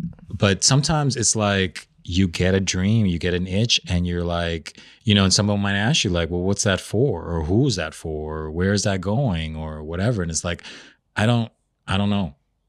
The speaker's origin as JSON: {"language": "English", "country": "Peru", "said": "I'm from Peru. We are big on potatoes."}